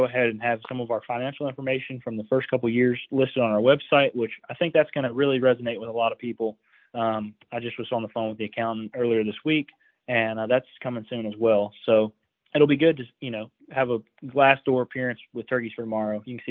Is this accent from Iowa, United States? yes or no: yes; Iowa, United States; my home state of Iowa here